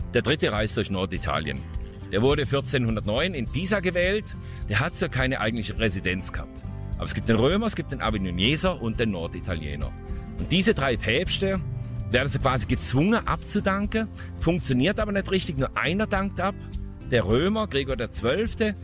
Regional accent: Konstanz, Baden-Württemberg, Germany; accent: Alemannic; Also ich spreche Alemannisch. Das ist unser Dialekt hier im südwestdeutschen Raum

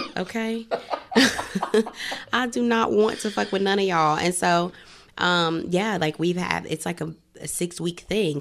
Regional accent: Greenville, South Carolina, United States; growing up in Greenville, South Carolina

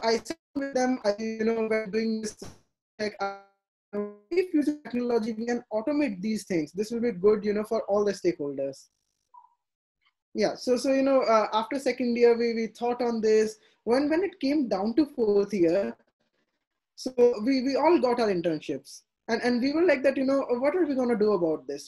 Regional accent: India; they were kind of very skeptic you know as all indian parents

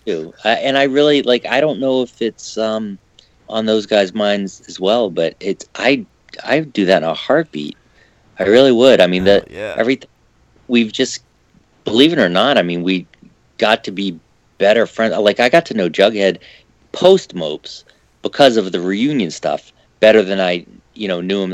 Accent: New Hampshire, United States; I grew up in New Hampshire

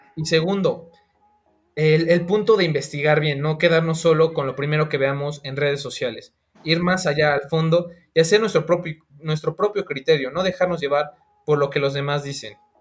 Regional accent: Mexico; como ciudadano mexicano

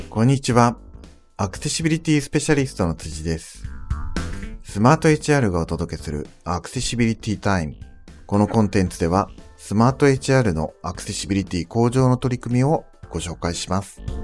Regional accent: Nagasaki, Japan; accent: Nagasaki dialect; もともと僕その出身が長崎なので、はい、まあ自宅ではあの長崎弁でしか喋らない

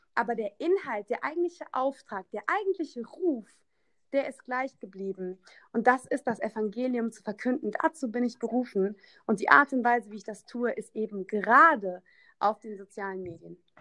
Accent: Koblenz, Rhineland-Palatinate, Germany; in meiner Heimatstadt in Koblenz, ich komme aus Koblenz

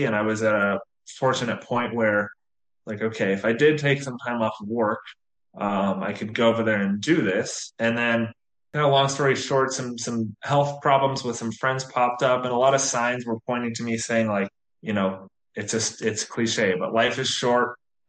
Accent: Atlanta, Georgia, United States; moved away as an adult; now in Umbria, Italy; grew up just outside of Atlanta in the U.S., and kind of never really left my hometown more than, 15 minutes outside of my hometown in terms I traveled, but never moved elsewhere.

